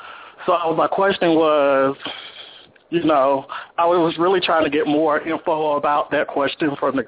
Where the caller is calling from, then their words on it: Las Vegas, Nevada, United States; I'm calling from Los Angeles, Las Vegas, Nevada.